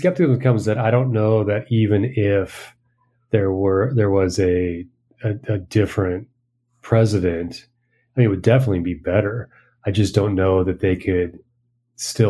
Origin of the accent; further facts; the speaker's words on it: United States; now in Peru; as an American